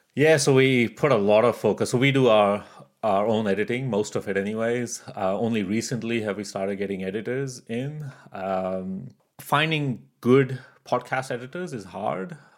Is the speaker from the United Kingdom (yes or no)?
no; Canada; moved away as an adult; also born or lived in Pakistan; now in Australia; I was born in Pakistan. I grew up in Canada, and now I live in Australia